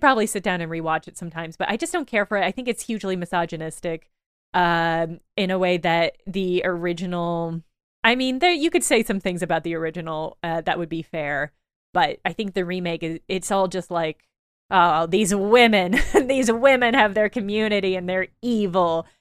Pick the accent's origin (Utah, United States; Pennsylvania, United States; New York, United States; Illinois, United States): Illinois, United States; moved away; I come from Illinois